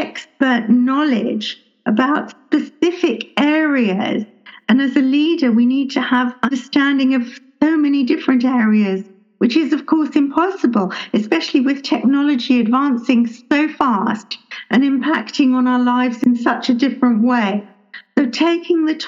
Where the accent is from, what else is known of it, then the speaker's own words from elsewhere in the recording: England, United Kingdom; also born or lived in London; I grew up in England. I was born in London.